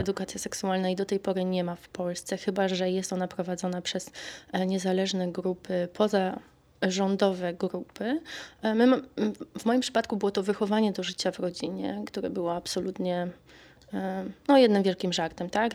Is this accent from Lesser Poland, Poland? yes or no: yes; Kraków, Lesser Poland, Poland; moved away as an adult; now in Stockholm, Sweden; ja się tam wychowałam, urodziłam i dorastałam